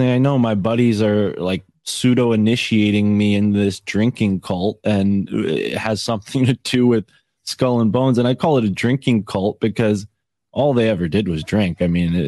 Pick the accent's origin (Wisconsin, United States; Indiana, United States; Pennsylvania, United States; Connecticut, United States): Connecticut, United States; I'm from Connecticut.